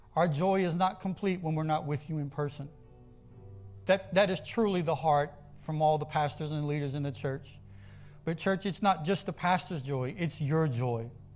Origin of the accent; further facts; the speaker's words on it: the South, United States; I grew up in the South. I grew up in ag-, agriculture farms